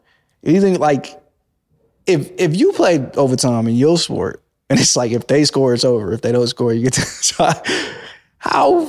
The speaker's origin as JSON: {"language": "English", "region": "Northern California", "country": "United States", "said": "I'm from Northern California"}